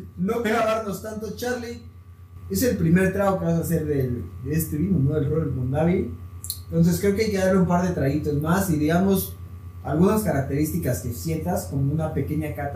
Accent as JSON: {"language": "Spanish", "country": "Mexico", "said": "como mexicano"}